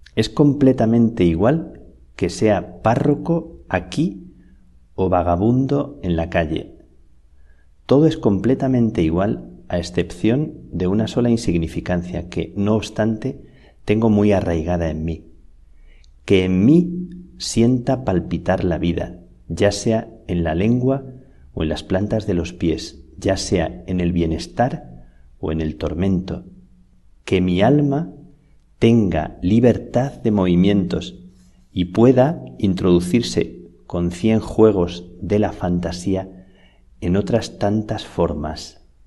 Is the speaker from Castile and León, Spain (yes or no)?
yes; Salamanca, Castile and León, Spain; moved away as an adult; now in Madrid, Spain; Me acordaba de cuando salí de Salamanca hace unos doce años que recordaba las cigüeñas de mi tierra